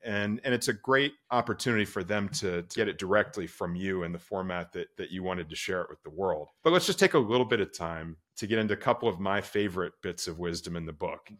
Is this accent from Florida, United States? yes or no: yes; Orlando, Florida, United States; moved away; my hometown. I grew up in Orlando, Florida